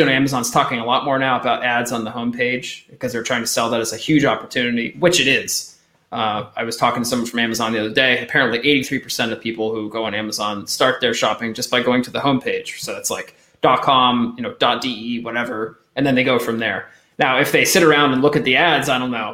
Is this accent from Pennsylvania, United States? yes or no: yes; Eastern Pennsylvania, United States; moved away as an adult; now in France; I'm from Eastern Pennsylvania originally. So if anyone knows Allentown, Bethlehem, Easton area, that's where I'm from